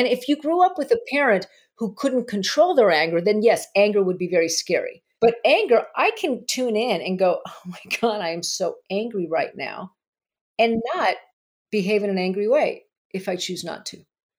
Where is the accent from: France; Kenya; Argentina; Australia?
Argentina; moved away; My home country.